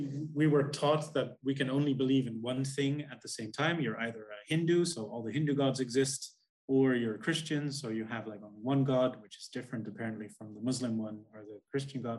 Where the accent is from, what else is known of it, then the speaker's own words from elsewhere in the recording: Netherlands; We're both from the Netherlands, which is one of the most most atheist agnostic countries in the world